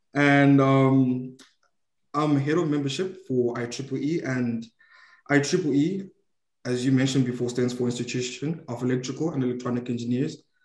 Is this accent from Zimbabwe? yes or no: yes; Zimbabwe; now in Malaysia; I'm from Zimbabwe, Africa.